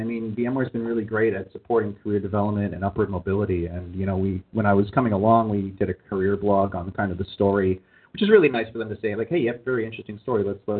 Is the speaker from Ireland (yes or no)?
no; Canada; moved away as an adult; now in United States; and when I lived in Canada, I am a Canadian citizen.